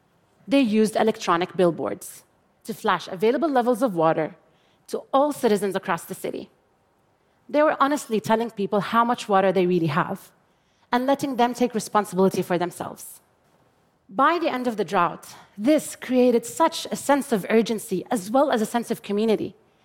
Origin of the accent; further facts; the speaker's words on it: Jordan; I grew up in Jordan, a water-poor country that has experienced absolute water scarcity since 1973.